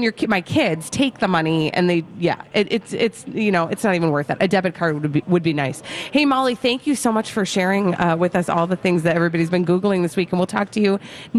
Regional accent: Minnesota, United States; accent: Minnesota; Why is it that my Minnesota accent turns into a Southern accent when I say dumb things?

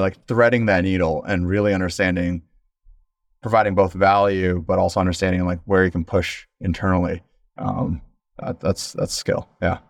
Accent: Midwest, United States; first generation American, growing up in the Midwest

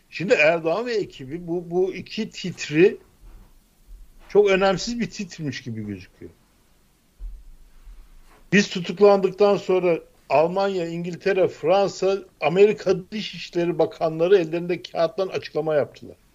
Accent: Black Sea Region, Turkey; ben Karadenizliyim.

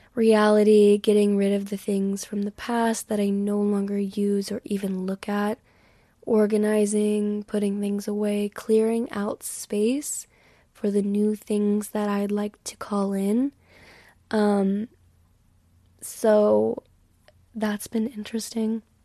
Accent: Texas, United States; I've always lived in Texas

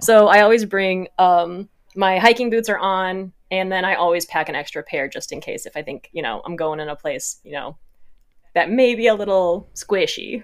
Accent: Midwest, United States; growing up in the Midwest, you've got a lot of, like, kind of farm, barn

